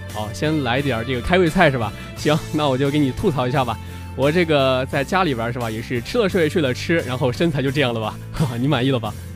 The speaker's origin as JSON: {"language": "Chinese", "region": "Henan", "country": "China", "said": "我是河南人"}